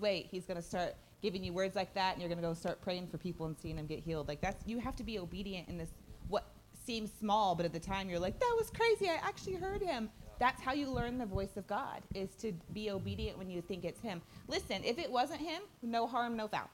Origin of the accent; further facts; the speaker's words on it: Odessa, Texas, United States; We're, we're from the Odessa area